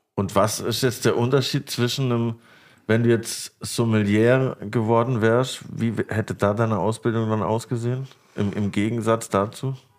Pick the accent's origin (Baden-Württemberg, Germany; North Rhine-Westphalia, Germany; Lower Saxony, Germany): Baden-Württemberg, Germany; near Grenzach, ten km from Basel; Das ist nämlich zwei Dörfer weiter von dem Dorf, wo ich aufgewachsen bin.